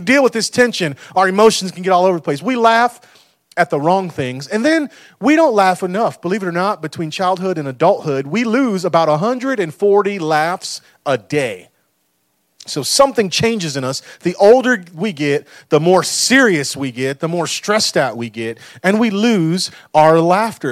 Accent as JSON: {"language": "English", "country": "United States", "said": "we've done as American people"}